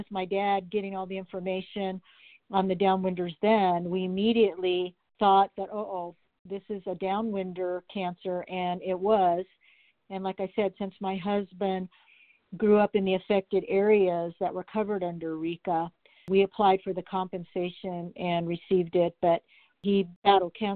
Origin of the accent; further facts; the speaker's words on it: Flagstaff, Arizona, United States; also born or lived in Winslow, Arizona / Prescott, Arizona; I am a native Arizonan. I was born in Winslow and I grew up in Flagstaff and Prescott